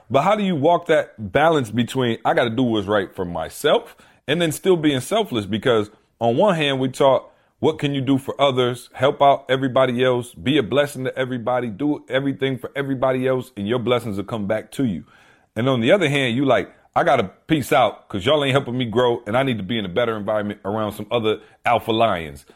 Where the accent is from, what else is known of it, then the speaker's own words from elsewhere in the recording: Lansing, Michigan, United States; moved away; I come back to Lansing, where it's my hometown, where I grew up, went to school, everything